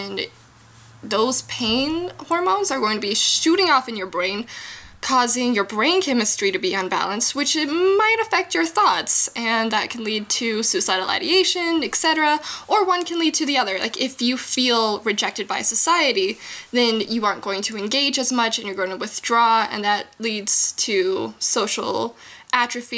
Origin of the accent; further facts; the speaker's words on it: Midwest, United States; moved away as an adult; now in Denver, United States; I grew up in the Midwest